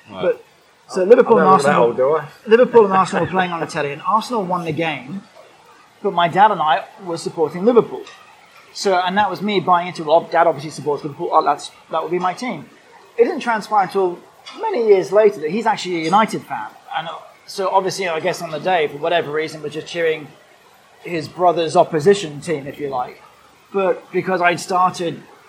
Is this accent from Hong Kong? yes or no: yes; Hong Kong; also born or lived in Singapore; So, remember, I grew up in Hong Kong and Singapore later.